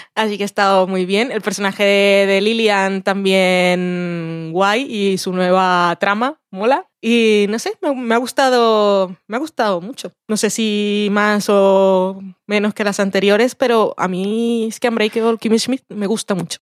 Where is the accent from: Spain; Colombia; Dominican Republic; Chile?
Colombia; soy colombiana